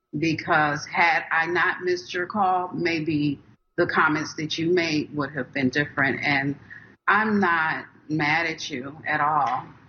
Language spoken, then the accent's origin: English; Minnesota, United States; I'm from Minnesota